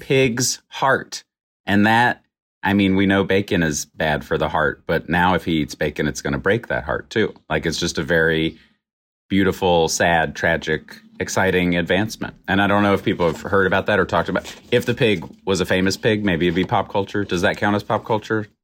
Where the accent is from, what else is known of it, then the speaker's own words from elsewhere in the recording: Roanoke, Virginia, United States; Roanoke, Virginia